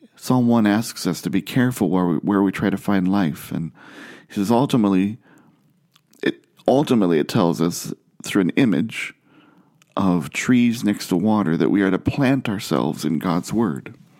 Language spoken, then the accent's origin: English; Ohio, United States; I grew up in Ohio, far from the ocean